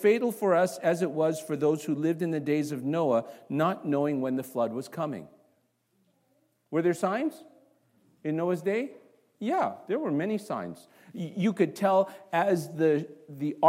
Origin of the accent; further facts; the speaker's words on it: Toronto, Ontario, Canada; moved away; also born or lived in Singapore / North Carolina / Chicago; I grew up, although I was born in Singapore, I grew up in Toronto, Canada.